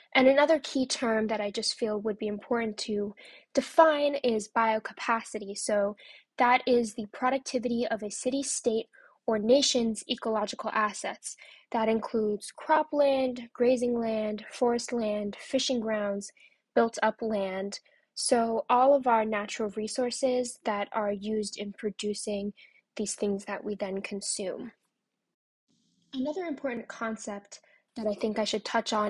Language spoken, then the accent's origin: English; New York City, New York, United States; As a New Yorker myself, and you know, feeling very identified with being from New York